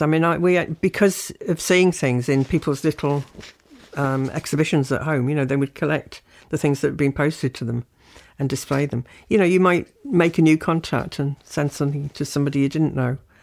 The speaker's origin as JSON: {"language": "English", "town": "South Shields", "region": "North East England", "country": "United Kingdom", "also_born_or_lived": "Birmingham / Leeds", "moved": "as an adult", "said": "I'm from South Shields in the North East"}